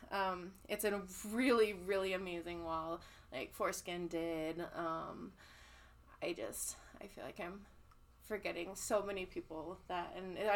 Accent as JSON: {"language": "English", "region": "California", "country": "United States", "lives_now": "Colorado, United States", "said": "I've like I was saying, I'm from California, and yes. I moved out here, and we would go back every single summer."}